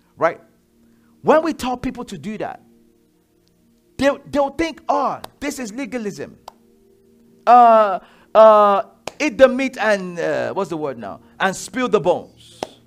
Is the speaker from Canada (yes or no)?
no; Nigeria; I'm Yoruba, I'm Nigerian